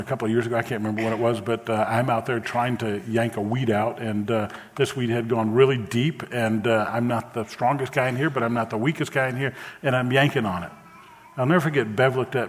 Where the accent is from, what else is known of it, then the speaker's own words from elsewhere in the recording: New Orleans, Louisiana, United States; I grew up in New Orleans in the 60s and 70s